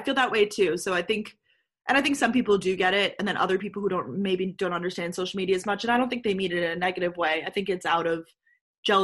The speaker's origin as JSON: {"language": "English", "town": "Long Island", "region": "New York", "country": "United States", "said": "I'm originally from Long Island, New York."}